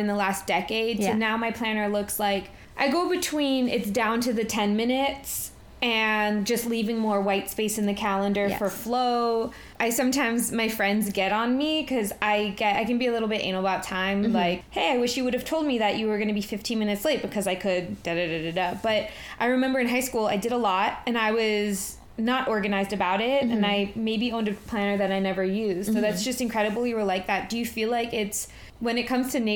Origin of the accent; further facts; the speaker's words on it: New York City, New York, United States; That's how I grew up in New York City